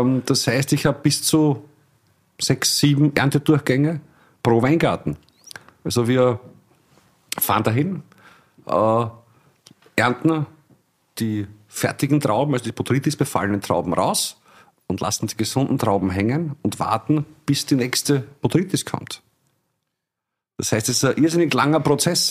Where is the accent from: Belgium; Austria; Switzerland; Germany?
Austria; Illmitz, Burgenland; Ilmitz, meine Heimatgemeinde, zweieinhalbtausend Einwohner